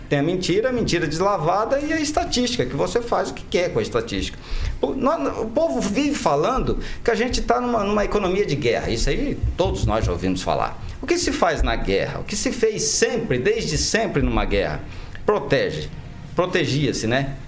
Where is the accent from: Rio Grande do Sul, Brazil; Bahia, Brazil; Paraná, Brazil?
Paraná, Brazil; Maringá; eu sou maringaense da Gema. Eu nasci em Maringá, eu cresci em Maringá